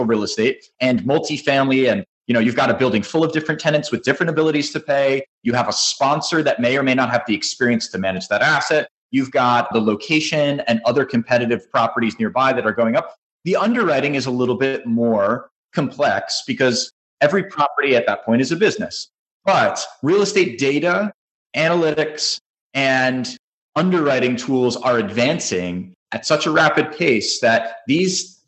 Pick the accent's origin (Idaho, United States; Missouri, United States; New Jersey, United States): New Jersey, United States; now in Florida, United States; I grew up in New Jersey, but I'm now currently in Florida